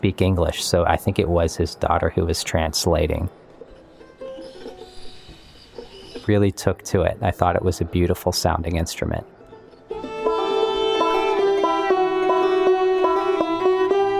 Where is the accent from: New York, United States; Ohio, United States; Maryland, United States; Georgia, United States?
Ohio, United States; now in Chicago, United States; I'm from Ohio.